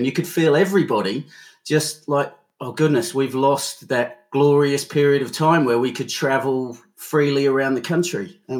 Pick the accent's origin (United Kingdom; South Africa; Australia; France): United Kingdom; Pom, England; moved away as an adult; now in New Zealand; I'm a Pom originally, but I've been here for now 14 years and I've got 4 kids, so this is definitely home.